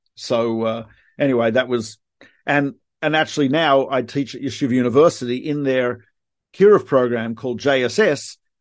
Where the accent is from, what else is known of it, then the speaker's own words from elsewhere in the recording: Melbourne, Victoria, Australia; moved away; I am from Melbourne, Australia